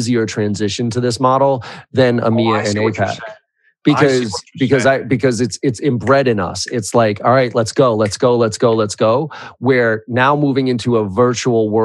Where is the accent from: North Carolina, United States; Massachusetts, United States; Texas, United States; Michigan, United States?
Massachusetts, United States; Boston; I'm from Boston